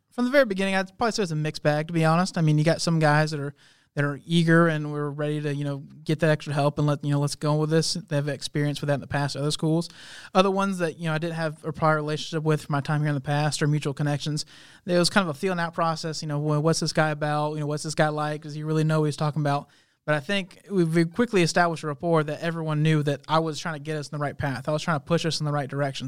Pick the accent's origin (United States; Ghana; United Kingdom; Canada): United States; Montgomery, Texas; moved away as an adult; Montgomery, Texas, that's, that's my hometown.